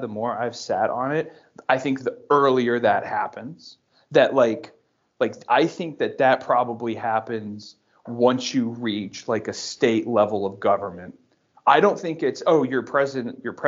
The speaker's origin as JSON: {"language": "English", "country": "United States", "tie": "born or raised there", "also_born_or_lived": "Georgia, United States / Florida, United States", "said": "growing up in Georgia and then in Florida, we had hurricane days"}